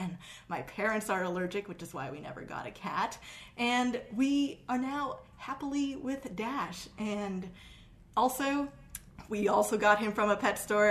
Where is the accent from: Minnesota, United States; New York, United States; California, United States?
New York, United States; New York City; also born or lived in Great Neck, New York; I was moving from Queens to Great Neck